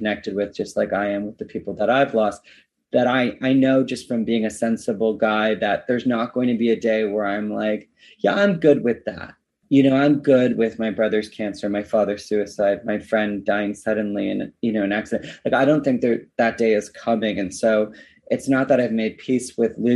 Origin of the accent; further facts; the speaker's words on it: Canada; now in Los Angeles, United States; my hometown in Canada